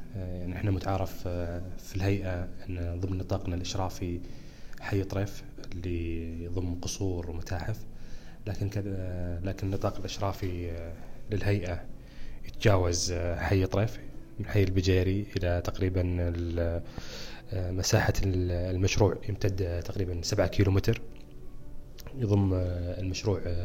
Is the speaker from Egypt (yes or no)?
no; Saudi Arabia; لنا كسعوديين